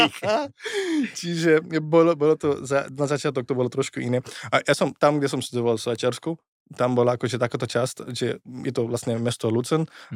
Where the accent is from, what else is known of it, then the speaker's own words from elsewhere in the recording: India; Slovak is a second language; moved away as an adult; also born or lived in Switzerland / London, United Kingdom / Košice, Slovakia; now in Bratislava, Slovakia; som sa narodil v Indii, tam som sa vystal